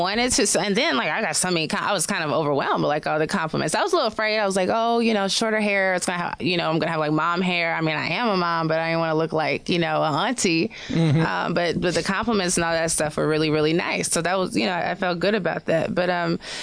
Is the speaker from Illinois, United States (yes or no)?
yes; Chicago south suburbs, Illinois, United States; now in New York, United States; I'm from Chicago